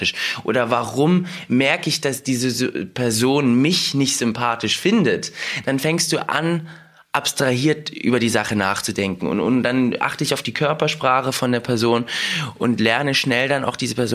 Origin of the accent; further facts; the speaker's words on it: Russia; born there; ich komme aus Russland, ich bin in Russland geboren und wenn mich jemand auf Russisch zuquatscht damit mir auf Russisch spricht, verstehe ich alles.